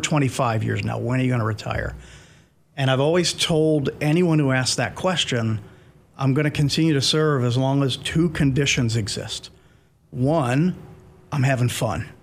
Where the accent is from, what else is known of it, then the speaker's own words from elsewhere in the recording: Pennsylvania, United States; moved away as an adult; now in Clarksville, United States; my home state of Pennsylvania